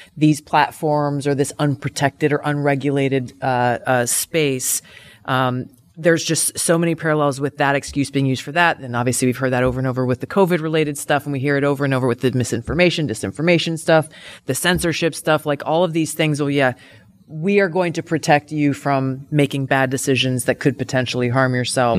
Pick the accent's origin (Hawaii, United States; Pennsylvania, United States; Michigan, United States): Hawaii, United States; I come from Hawaii